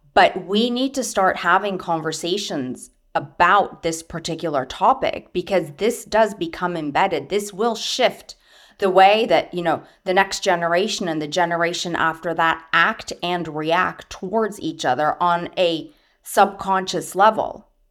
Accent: United States; moved away; also born or lived in Syria; I'm Arab American. My mom is Syrian. I grew up in a cross cultural household.

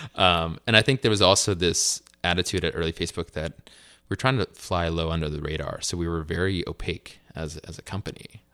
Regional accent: Piscataway, New Jersey, United States; also born or lived in Colombia / Durham, North Carolina; now in Los Altos, United States; When I was about four years old, my mother and I moved back to the States full-time, where I was raised in, uh, Piscataway, New Jersey

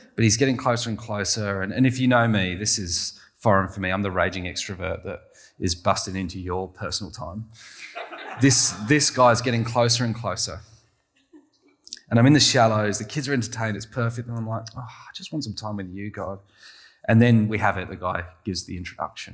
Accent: England, United Kingdom; I'm very English

